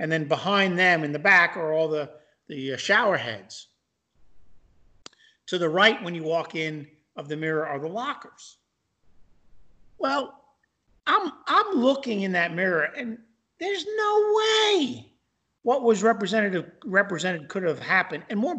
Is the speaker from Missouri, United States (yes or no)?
yes; Missouri, United States; So I'm from Missouri, and I need to see and touch and feel.